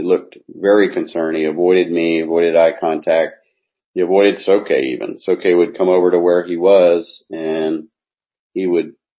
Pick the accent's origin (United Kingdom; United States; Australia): United States; now in Japan; I'm an American